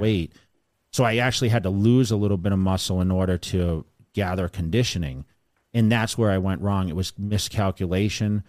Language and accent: English; Sterling, Massachusetts, United States; moved away; I grew up in Sterling